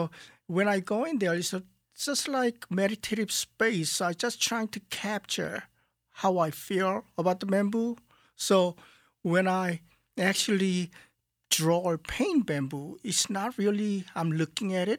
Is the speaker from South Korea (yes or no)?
yes; South Korea; moved away; when I grew up in Korea, it was a small village outside of Seoul.